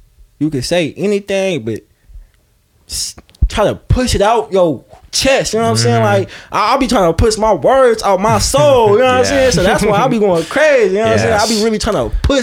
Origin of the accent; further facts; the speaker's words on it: Bay Area, California, United States; me being from the Bay Area